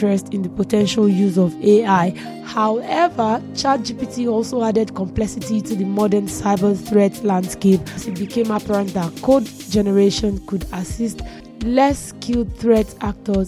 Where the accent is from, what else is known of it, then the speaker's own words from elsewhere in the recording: Nigeria; I am a Nigerian